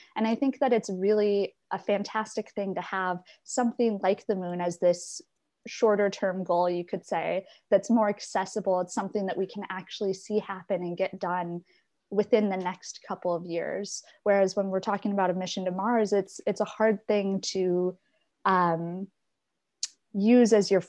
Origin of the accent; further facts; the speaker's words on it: Ireland; people like me and those growing up in Ireland right now